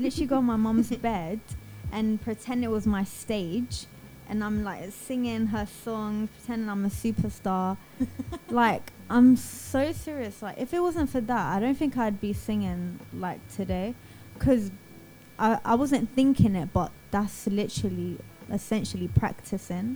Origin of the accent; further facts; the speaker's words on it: London, United Kingdom; I'm Iranian. I'm from Southeast London.